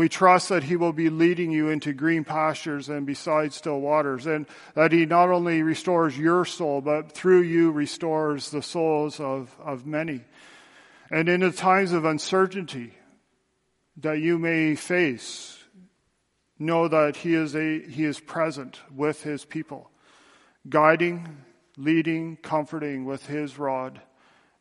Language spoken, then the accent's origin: English; Tillsonburg, Ontario, Canada; moved away; my hometown, back in Tillsonburg